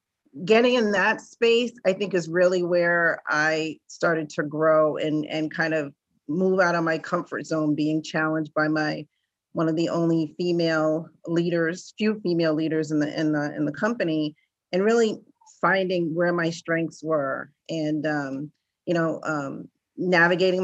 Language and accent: English; Rhode Island, United States; growing up in New England and in a small state like Rhode Island, which is outside of Massachusetts